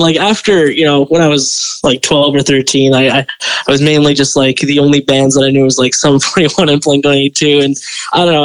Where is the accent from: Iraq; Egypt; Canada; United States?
Canada; Delta, British Columbia; I grew up in Delta